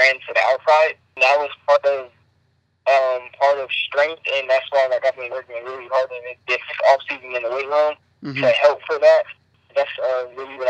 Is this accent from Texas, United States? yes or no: no; California, United States; I'm from California